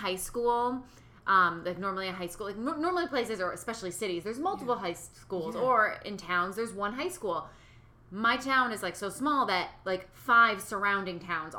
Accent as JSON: {"language": "English", "region": "western Massachusetts", "country": "United States", "tie": "born or raised there", "moved": "as an adult", "lives_now": "California, United States"}